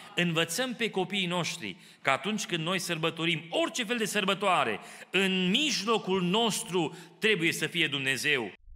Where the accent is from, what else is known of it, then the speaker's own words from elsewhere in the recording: Romania; now in Kitchener, Canada; așa am crescut noi în România